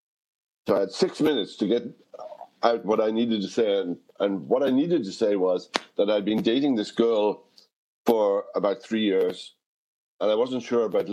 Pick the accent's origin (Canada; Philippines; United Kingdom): United Kingdom; Wales; moved away; I haven't lived in Wales for 50 years, and I haven't spoken Welsh on a daily basis in 50 years.